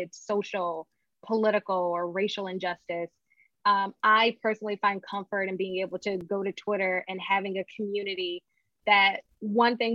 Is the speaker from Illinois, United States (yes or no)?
no; Connecticut, United States; now in Atlanta, United States; I'm originally from Connecticut